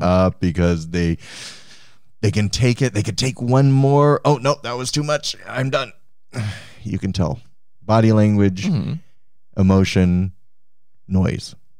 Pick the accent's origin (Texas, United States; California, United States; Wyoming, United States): Wyoming, United States; Cheyenne; I was born in Cheyenne, Wyoming.